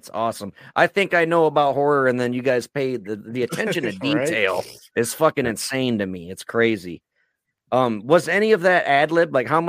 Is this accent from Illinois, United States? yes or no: yes; Chicago, Illinois, United States; I'm from the Chicago area.